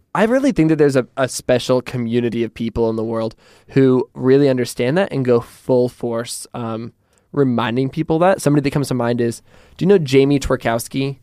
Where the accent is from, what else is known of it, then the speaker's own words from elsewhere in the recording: Portland, Oregon, United States; in Portland, I'm from Portland, and in Portland, when people use an umbrella, you're like, oh, that's a tourist